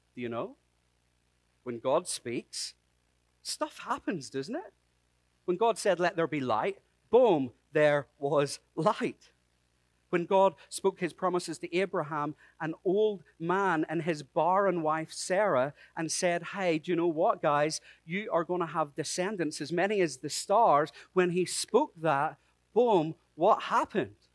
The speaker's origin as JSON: {"language": "English", "country": "Ireland", "said": "I'm Irish."}